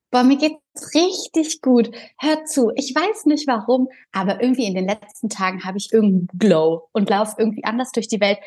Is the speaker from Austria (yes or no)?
no; Mönchengladbach, North Rhine-Westphalia, Germany; born or raised there; moved away as an adult; also born or lived in Bulgaria; now in Berlin, Germany